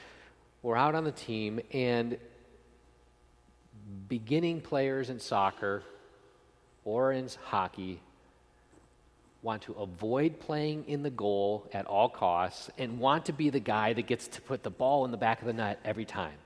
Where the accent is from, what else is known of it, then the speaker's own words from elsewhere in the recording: outside of Buffalo, Western New York, United States; I grew up in Western New York, outside of Buffalo